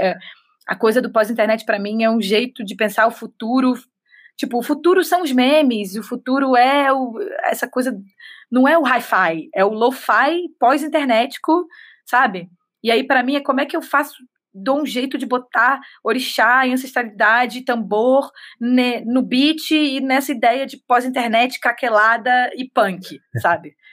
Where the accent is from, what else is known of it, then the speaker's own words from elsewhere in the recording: Rio de Janeiro, Brazil; Sou cria de Vila Isabel da Mangueira